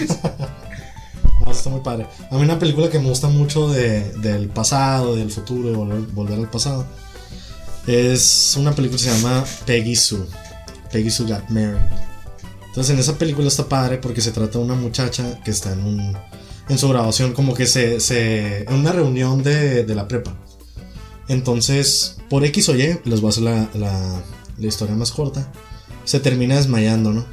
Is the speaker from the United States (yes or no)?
yes; United States; soy de Estados Unidos